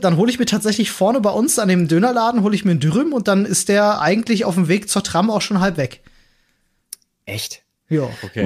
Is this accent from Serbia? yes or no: no; Berlin, Germany; als Berliner Kind